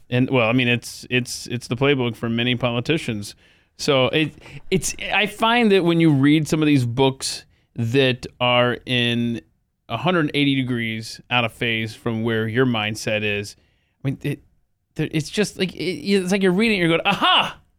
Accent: Atlanta, Georgia, United States; moved away; I'm from Atlanta, Georgia

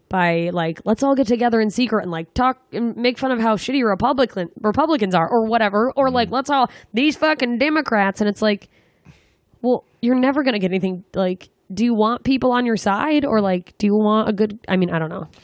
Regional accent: Anchorage, Alaska, United States; now in Los Angeles, United States; I'm coming back to my hometown, Anchorage, Alaska

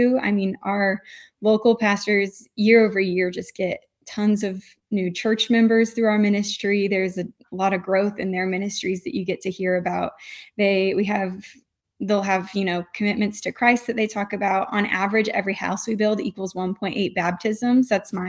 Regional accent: Illinois, United States; And so I'm from Southern Illinois, and my parents put me on the youth group bus when I was 14.

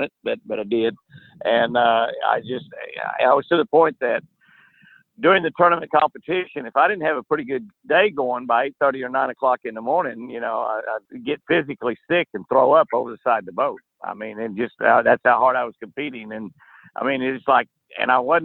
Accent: Lake Tenkiller, Oklahoma, United States; It's sort of the same situation we have here in Oklahoma. You know, I grew up on Lake Tenkiller

